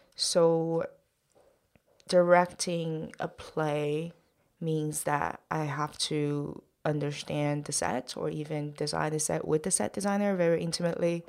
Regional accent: Shanghai, China; English is a second language; moved away as an adult; now in New York, United States; my parents and myself are all from Shanghai, China

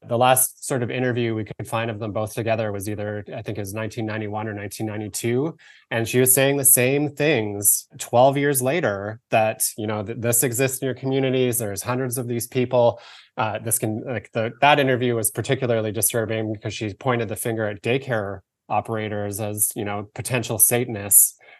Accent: Victoria, British Columbia, Canada; I grew up in Victoria, British Columbia, in Canada.

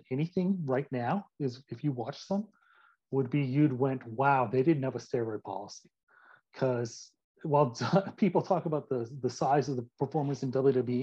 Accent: Calgary, Alberta, Canada; I grew up in Calgary, Alberta, Canada

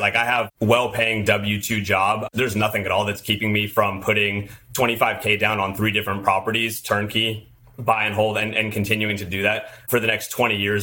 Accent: Southern California, United States; I'm from Southern California, I've lived here just about my whole life

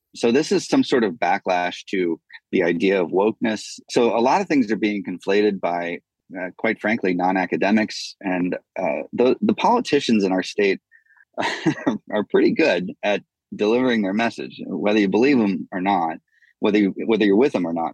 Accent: United States; I love being an American

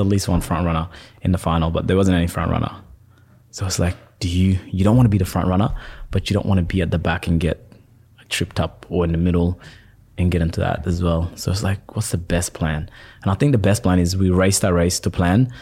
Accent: Perth, Western Australia, Australia; also born or lived in Sudan / Egypt; I'm from Perth

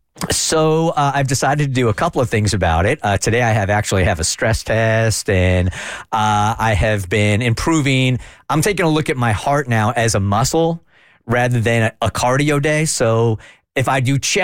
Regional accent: California, United States; I grew up in California, as an undersized kid

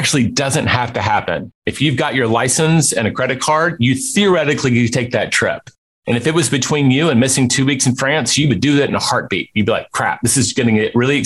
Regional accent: Memphis, Tennessee, United States; Memphis, my hometown

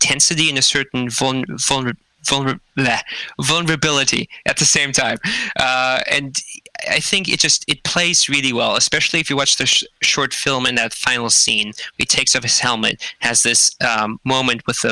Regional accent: Germany; moved away as an adult; now in Vancouver, Canada; I grew up in Germany, went to school there, and then came over to Vancouver in 2013

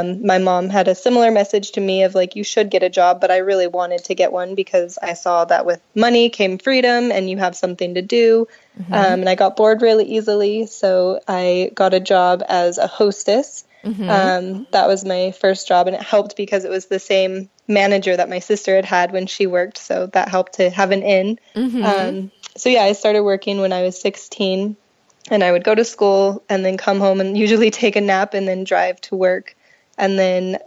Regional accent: Fontana, California, United States; So I'm from Southern California, born and raised.

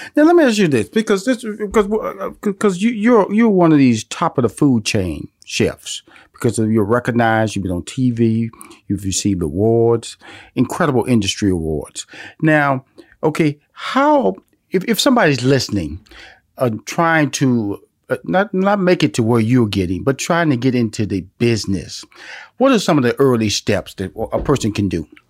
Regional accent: Houston, Texas, United States; I'm born and raised in Houston, Texas

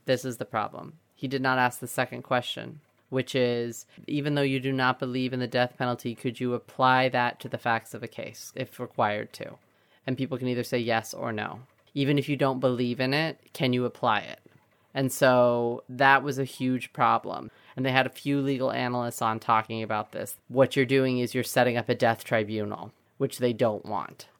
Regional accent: Central Valley, California, United States; I grew up in the Central Valley

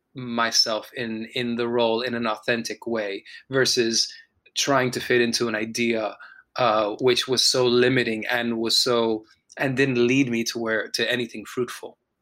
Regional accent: Miami, Florida, United States; I was born in Miami, Florida, and you know raised in a community

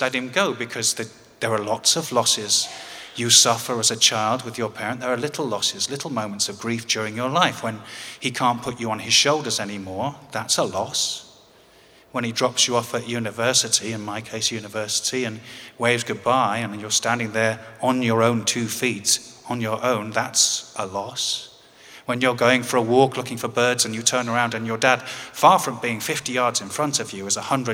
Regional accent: England, United Kingdom; as any Englishman would

